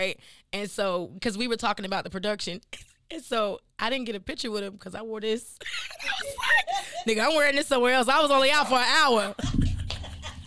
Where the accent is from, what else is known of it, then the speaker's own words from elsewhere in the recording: Henderson, North Carolina, United States; moved away; also born or lived in Durham, North Carolina / New York / Atlanta; I'm initially from North Carolina. That's where I'm born, and that's probably I was born in like Durham, but I lived in like Henderson